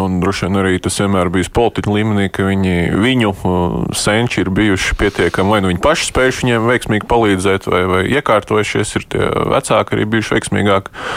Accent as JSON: {"language": "Latvian", "town": "Sigulda", "region": "Sigulda Municipality", "country": "Latvia", "said": "Es pats no Siguldas esmu"}